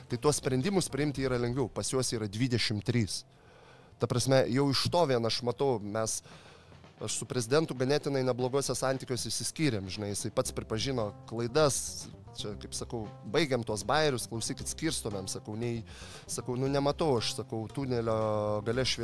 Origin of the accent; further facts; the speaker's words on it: Lithuania; also born or lived in Kosovo; aš iš Lietuvo